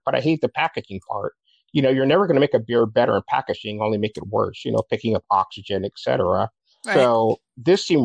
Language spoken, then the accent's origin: English; Southern California, United States; also born or lived in Long Beach, California / San Diego, California / Upland, California / Baton Rouge, Louisiana; I grew up in Southern California.